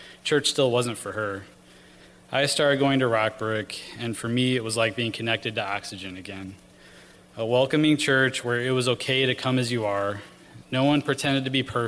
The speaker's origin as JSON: {"language": "English", "town": "Rockford", "region": "Illinois", "country": "United States", "tie": "born or raised there", "said": "I grew up in Rockford, Illinois"}